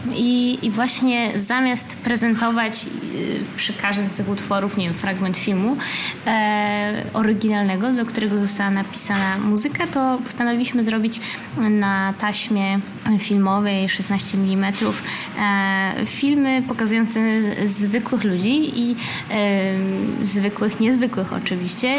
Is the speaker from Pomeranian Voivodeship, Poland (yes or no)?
yes; Gdańsk, Pomeranian Voivodeship, Poland; moved away; also born or lived in Berlin, Germany / Warsaw, Poland; moim rodzinnym miastem Gdańsk, potem Warszawą